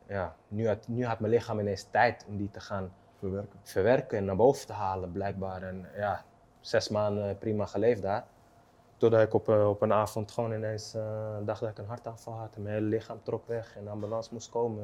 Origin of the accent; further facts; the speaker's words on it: Amsterdam, North Holland, Netherlands; waar ik vandaan kom uit Osdorp, op straat overleven